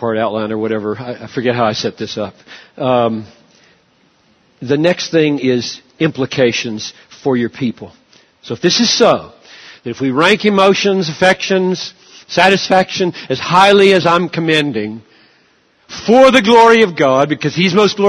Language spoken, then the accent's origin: English; United States; I'm an American. I'm a Westerner